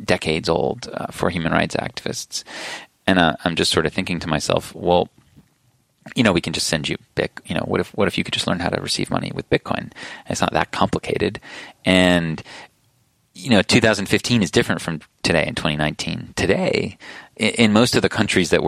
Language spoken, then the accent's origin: English; United States; I'm an American citizen